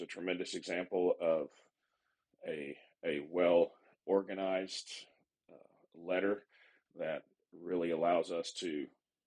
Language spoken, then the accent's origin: English; California, United States; now in Midland, United States; I grew up in California